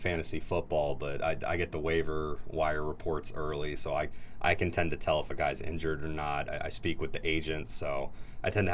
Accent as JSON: {"language": "English", "town": "Alexandria", "region": "Virginia", "country": "United States", "tie": "born or raised there", "said": "I grew up in Alexandria, Virginia, right across the water"}